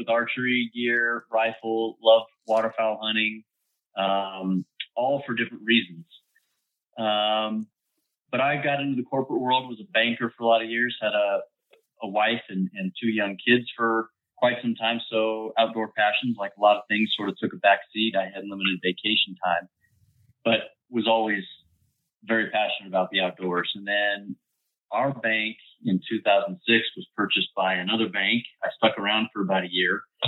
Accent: Colorado, United States; Born and raised in Colorado.

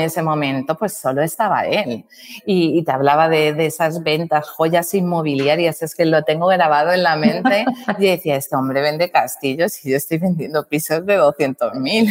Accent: Balearic Islands, Spain; yo soy la mallorquina

